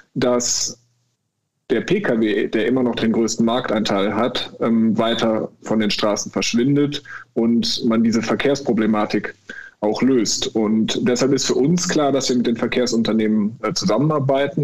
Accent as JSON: {"language": "German", "town": "Bonn", "region": "North Rhine-Westphalia", "country": "Germany", "moved": "as an adult", "lives_now": "Cologne, Germany", "said": "ich bin ursprünglich Bonner, ich lebe seit zehn Jahren in Köln"}